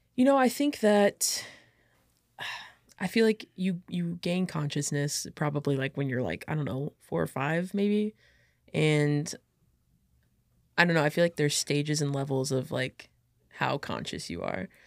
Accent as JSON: {"language": "English", "region": "Illinois", "country": "United States", "tie": "born or raised there", "also_born_or_lived": "St. Peters, Missouri", "said": "I was born in Saint Peter's, Missouri. So I had to stay over in Missouri until, like, I could, like, become, I guess, um, an Illinois resident"}